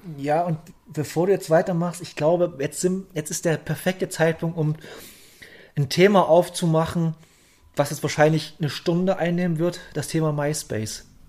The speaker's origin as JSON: {"language": "German", "area": "south of Bautzen", "region": "Saxony", "country": "Germany", "tie": "born or raised there", "said": "Hier in der dörflichen Gegend von, äh, Süd, also ich komme südlich von Bautzen, komme ich her"}